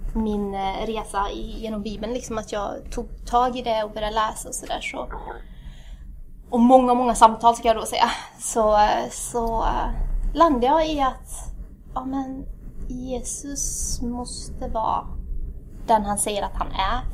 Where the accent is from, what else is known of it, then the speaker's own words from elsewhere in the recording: Värmland, Sweden; also born or lived in Addis Ababa, Ethiopia; jag är född i Addis, Etiopien. Har föräldrar som är ursprungligen ifrån Eritrea. Eh, kom till Sverige när jag var cirka sju, cirkus. Ehm, och sen har jag haft, eh, sen har jag blivit värmlänning.